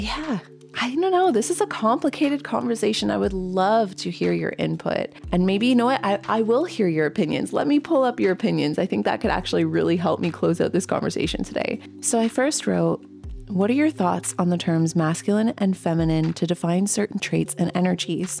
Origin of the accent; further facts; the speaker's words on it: Canada; growing up, I've had to learn French Canadian because I am a Canadian